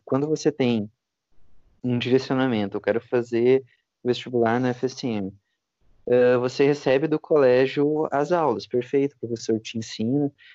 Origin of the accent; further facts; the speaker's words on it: Santiago, Rio Grande do Sul, Brazil; eu sou de Santiago, Santiago é uma cidade pequena